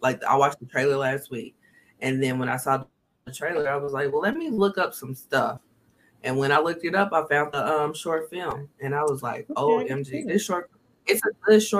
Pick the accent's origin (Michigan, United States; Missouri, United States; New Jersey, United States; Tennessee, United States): Missouri, United States; Kansas City; I'm from Kansas City, Missouri.